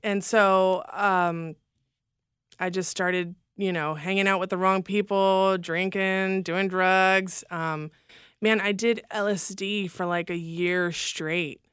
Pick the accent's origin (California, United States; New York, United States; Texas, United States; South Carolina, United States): California, United States; Los Angeles; also born or lived in Fresno, California / Oklahoma City, Oklahoma; we lived right there on Hollywood Boulevard